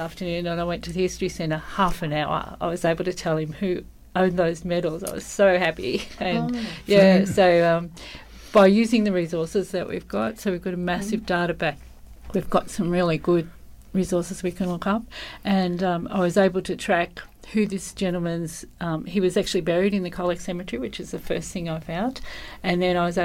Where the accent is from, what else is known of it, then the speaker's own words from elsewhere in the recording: Geelong, Victoria, Australia; moved away as an adult; now in Colac, Australia; Born and bred in Geelong, and came to Colac 40 years ago